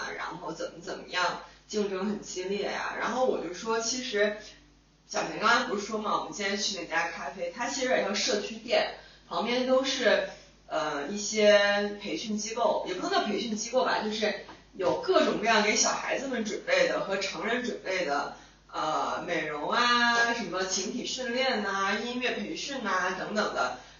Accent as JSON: {"language": "Chinese", "region": "northern China", "country": "China", "moved": "yes", "said": "我也是作为一个北方人，常年生活在北方"}